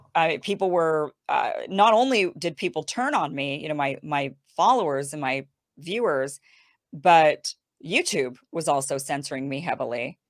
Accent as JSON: {"language": "English", "region": "Idaho", "country": "United States", "tie": "born or raised there", "moved": "yes", "lives_now": "California, United States", "said": "I'm from Idaho. I grew up in Idaho"}